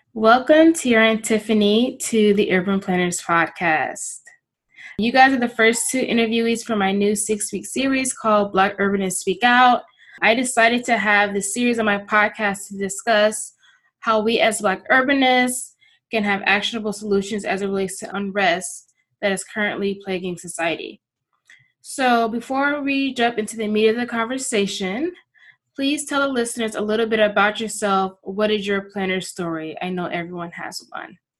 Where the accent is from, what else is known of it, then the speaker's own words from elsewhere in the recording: South Florida, United States; I'm from South Florida